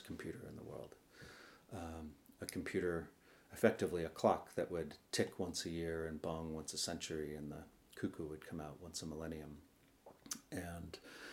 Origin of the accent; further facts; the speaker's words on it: Sausalito, California, United States; I grew up on the Sausalito waterfront in a junkyard that we moved into when I was 7